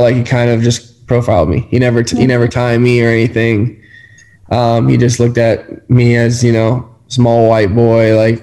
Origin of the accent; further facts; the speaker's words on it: California, United States; moved away as an adult; I'm from California